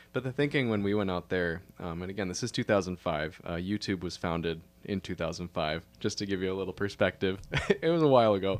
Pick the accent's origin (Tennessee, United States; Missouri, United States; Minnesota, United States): Minnesota, United States; Minneapolis–Saint Paul; also born or lived in Duluth, Minnesota; I grew up in the Twin Cities, uh, in Minnesota here